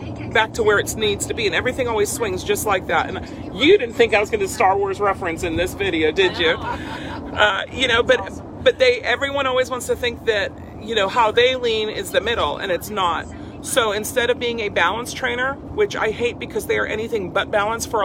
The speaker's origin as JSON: {"language": "English", "town": "Freeport", "region": "Pennsylvania", "country": "United States", "tie": "born or raised there", "said": "I grew up outside Pittsburgh in this little dinky town, Freeport"}